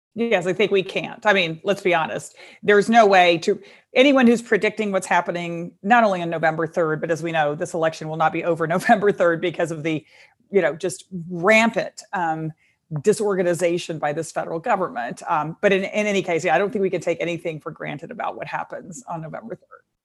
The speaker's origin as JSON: {"language": "English", "region": "Texas", "country": "United States", "said": "my home state of Texas"}